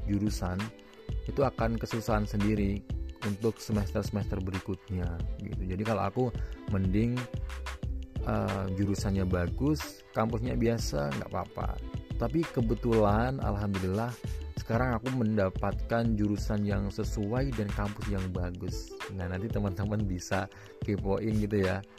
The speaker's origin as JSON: {"language": "Indonesian", "town": "Magelang", "region": "Central Java", "country": "Indonesia", "said": "kalau di daerahku di Magelang itu ada beberapa pilihan daerah gitu yang yang deket gitu ya. Bisa kuliah di Semarang, bisa kuliah di Jogja, maupun kuliah di Solo."}